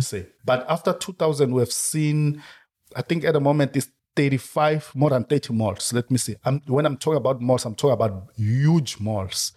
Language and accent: English; Soweto, Gauteng, South Africa; moved away as an adult; also born or lived in Limpopo / Cape Town; I was born and lived in Soweto throughout